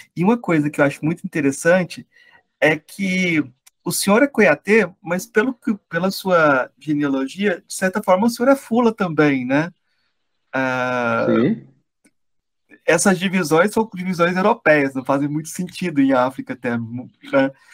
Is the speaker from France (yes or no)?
no; Brazil; eu sou brasileiro também